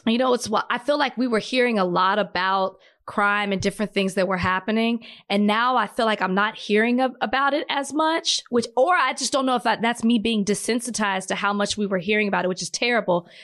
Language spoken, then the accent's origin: English; Dallas, Texas, United States; I'm from Dallas